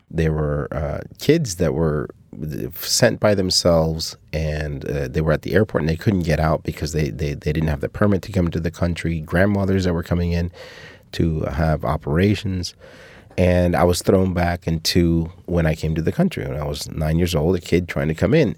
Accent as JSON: {"language": "English", "country": "Cuba", "tie": "born or raised there", "moved": "yes"}